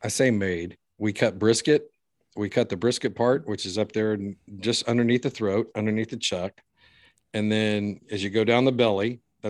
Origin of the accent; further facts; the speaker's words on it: Fort Worth, Texas, United States; Growing up in Fort Worth, and going to high school